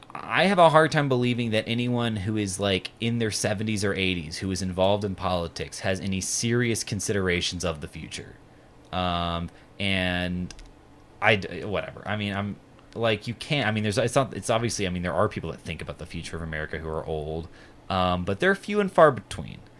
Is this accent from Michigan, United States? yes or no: no; Lexington, Kentucky, United States; moved away; I'm from Lexington, Kentucky